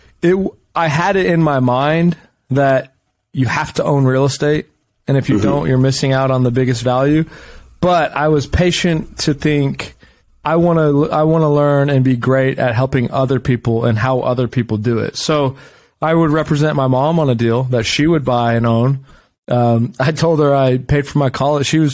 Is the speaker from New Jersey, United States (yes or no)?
no; Round Rock, Texas, United States; also born or lived in Cleveland, Ohio; I was born in Cleveland, but I moved here when I was 2 years old to Round Rock, Texas.